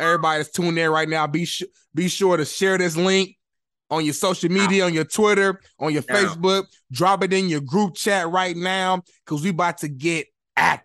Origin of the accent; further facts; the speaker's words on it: Indianapolis, Indiana, United States; I'm from Indianapolis, Indiana, far east side, 317, born and raised.